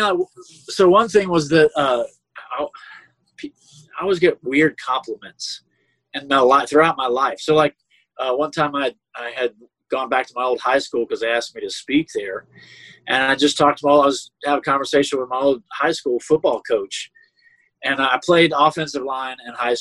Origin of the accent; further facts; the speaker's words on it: Jacksonville, Florida, United States; I grew up in Jacksonville